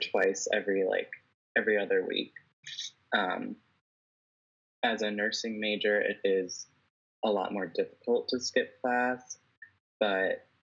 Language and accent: English; Wheeling, Illinois, United States; moved away as an adult; now in Phoenix, United States; I am from Wheeling, Illinois, and I went to Wheeling High School